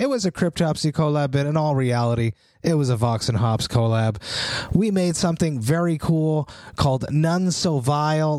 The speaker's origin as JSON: {"language": "English", "town": "Montreal", "region": "Quebec", "country": "Canada", "said": "I'm from Montreal."}